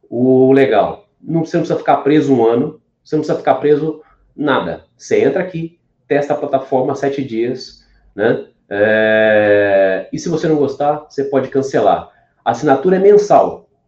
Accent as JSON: {"language": "Portuguese", "region": "Minas Gerais", "country": "Brazil", "tie": "born there", "said": "eu vim lá, nasci em Minas Gerais, uma cidadezinha de 60 mil habitantes, pequenininha"}